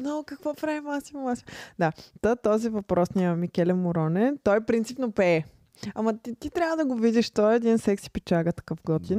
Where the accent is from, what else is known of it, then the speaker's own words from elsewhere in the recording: Bulgaria; като българи